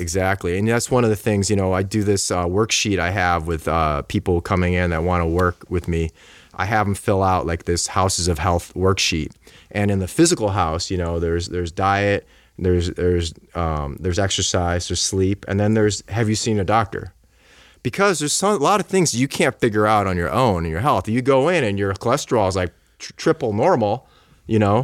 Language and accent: English; Buffalo, New York, United States; I'm from Buffalo, so I grew up like